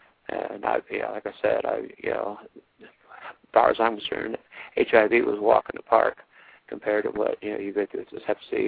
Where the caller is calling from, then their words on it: Ohio, United States; I'm calling from Ohio.